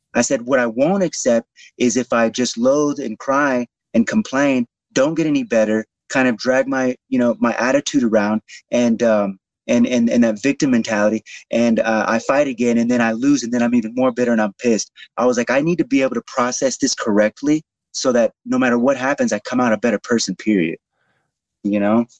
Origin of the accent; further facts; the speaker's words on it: Houston, Texas, United States; in Houston, in my hometown of Houston